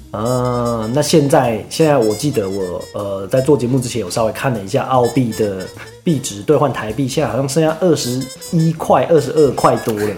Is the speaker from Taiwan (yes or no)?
yes; Taiwan; 我们台湾人